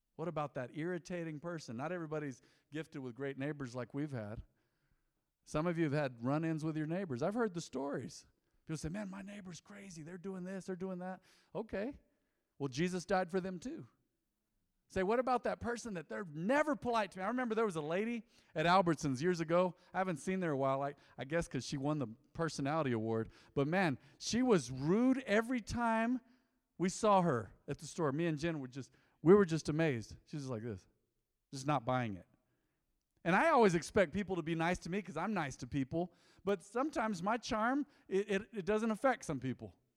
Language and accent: English; United States; I was born American, born and bred. I'm American, I'm real American.